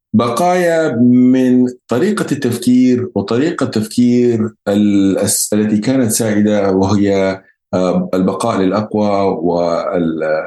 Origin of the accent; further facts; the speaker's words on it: Yemen; احنا عندنا في اليمن